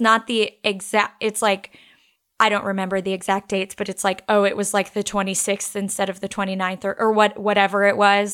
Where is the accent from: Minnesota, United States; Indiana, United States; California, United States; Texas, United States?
Texas, United States; we're from Texas